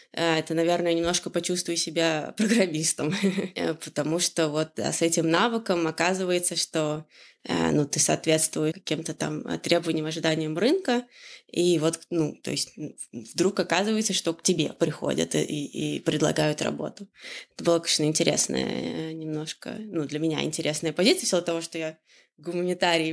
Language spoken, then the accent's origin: Russian; Orenburg Oblast, Russia; moved away as an adult; also born or lived in Moscow; now in Amsterdam, Netherlands; Я из Оренбургской области, но э, переехала в Москву э, учиться в университете